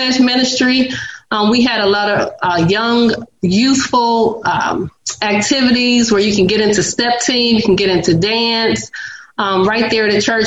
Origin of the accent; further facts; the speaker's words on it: Detroit, Michigan, United States; moved away as an adult; now in Nashville, United States; originally I'm from Detroit, Michigan